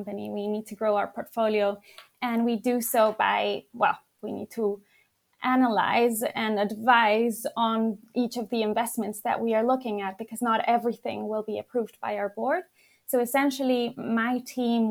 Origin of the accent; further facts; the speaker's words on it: Madrid, Community of Madrid, Spain; now in London, United Kingdom; I'm from Madrid, actually, Spain